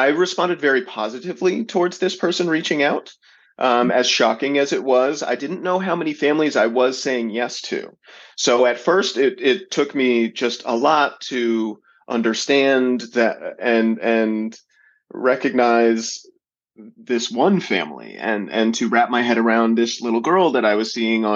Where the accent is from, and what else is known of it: Atlanta, Georgia, United States; born or raised there